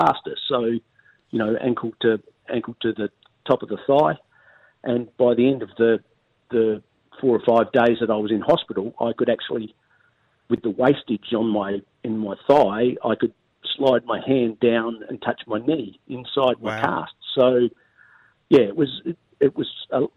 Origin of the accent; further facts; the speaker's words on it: Modbury, South Australia, Australia; I was a Modbury boy and played juniors at Modbury